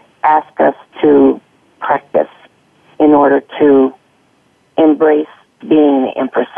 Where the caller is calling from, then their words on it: Sunriver, Oregon, United States; I'm calling today from Sun River, Oregon, near Bend, in the mountains.